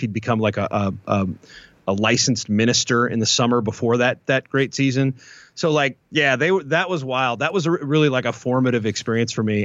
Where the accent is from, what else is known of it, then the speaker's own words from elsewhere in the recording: Louisville, Kentucky, United States; I'm, I'm from Louisville, the Louisville area